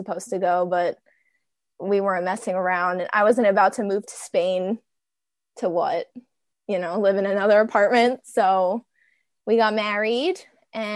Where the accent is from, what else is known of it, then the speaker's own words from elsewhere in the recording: New Jersey, United States; moved away; I am from New Jersey. I was in New Jersey. I would never plan on leaving New Jersey